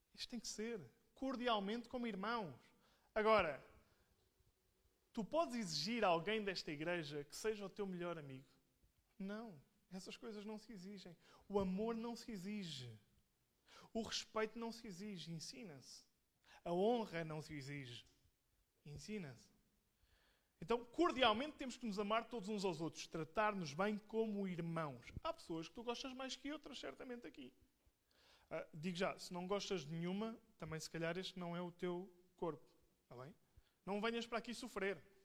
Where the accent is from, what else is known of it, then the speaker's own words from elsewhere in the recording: Portugal; eu sou português